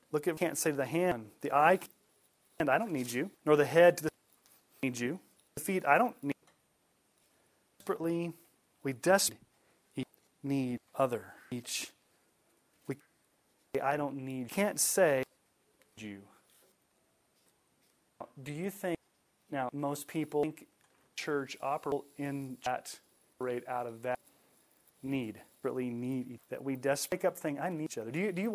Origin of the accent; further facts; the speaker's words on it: Colorado, United States; I grew up in Colorado.